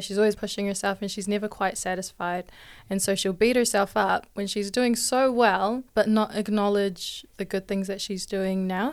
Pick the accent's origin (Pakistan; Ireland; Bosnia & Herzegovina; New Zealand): New Zealand; Hamilton, Waikato; I'm twenty-one, born and raised in Hamilton